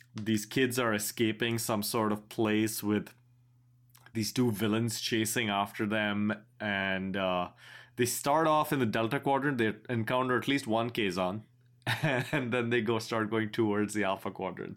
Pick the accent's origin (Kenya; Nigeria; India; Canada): India; I am an Indian person, born in India